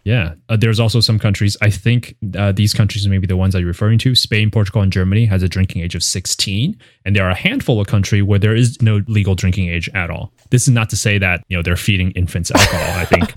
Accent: Taiwan; moved away; I grew up in Taiwan

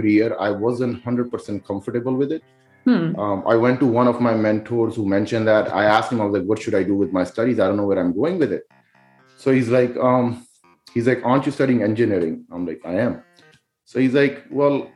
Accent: Pakistan; moved away; I was, you know, born and raised in Pakistan

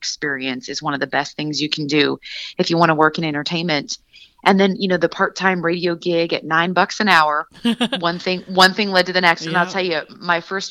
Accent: Seattle, Washington, United States; moved away as an adult; also born or lived in Santa Barbara, California; born and raised in Seattle, Washington

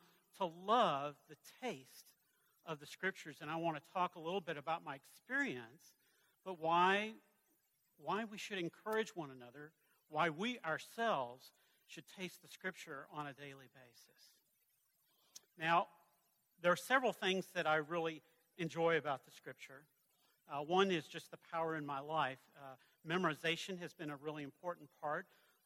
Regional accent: the South, United States; I'm from the South

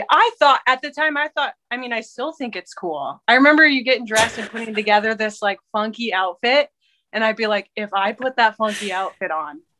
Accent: Canada; born there; also born or lived in Washington State / England; So I was born in Canada, and we lived in um, Washington State for a couple years, and then we moved to England for a couple years

